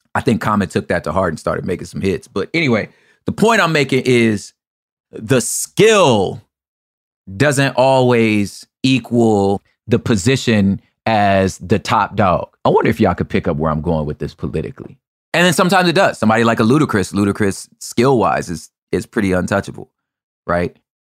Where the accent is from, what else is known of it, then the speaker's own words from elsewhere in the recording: the West, West Coast, United States; I'm from the West.